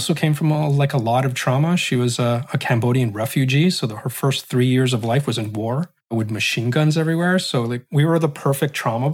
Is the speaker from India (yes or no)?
no; Canada; I was Muslim, Roman Catholic, Iraqi, Filipino, growing up in Canada